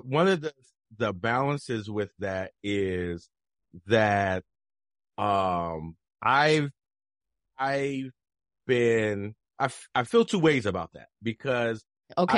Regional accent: Camden, New Jersey, United States; now in Idaho, United States; I'm from Jersey. I'm from South Jersey, mm-hmm. Camden

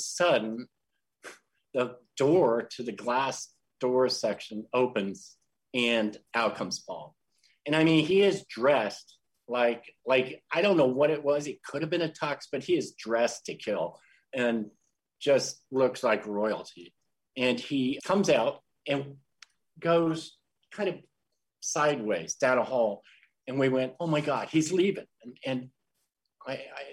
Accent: St. Louis, Missouri, United States; St. Louis

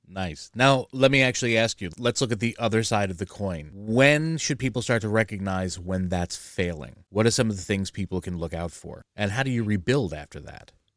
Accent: New Jersey, United States; I'm from Jersey

